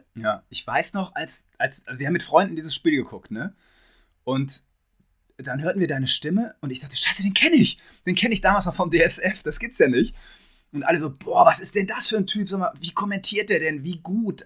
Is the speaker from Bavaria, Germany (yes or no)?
no; Detmold, North Rhine-Westphalia, Germany; ich komme aus Hiddesen, also direkt neben Detmold